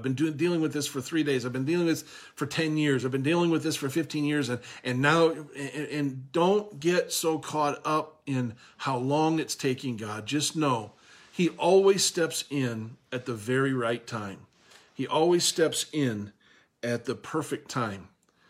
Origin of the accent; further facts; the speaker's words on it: Minnesota, United States; And now, where I was raised in Minnesota here, and the way my dad taught me to swim is probably not the way that I taught Owen to swim